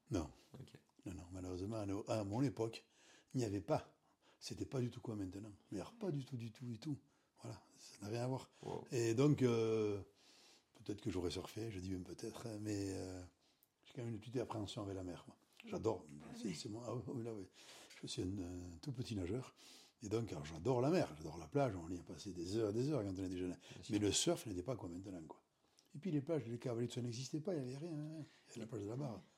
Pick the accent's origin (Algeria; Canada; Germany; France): France; Anglet, Nouvelle-Aquitaine; Mes parents habitaient Anglette